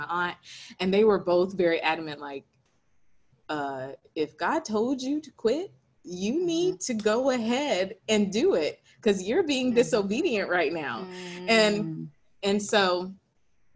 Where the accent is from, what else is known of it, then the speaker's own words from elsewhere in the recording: Hampstead, North Carolina, United States; I am originally from a country town called Hempstead, North Carolina.